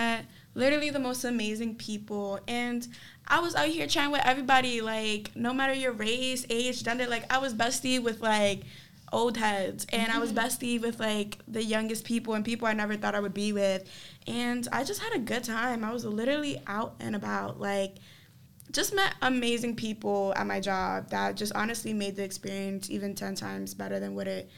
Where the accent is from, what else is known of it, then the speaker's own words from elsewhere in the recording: New York City, New York, United States; I'm from the Bronx, New York.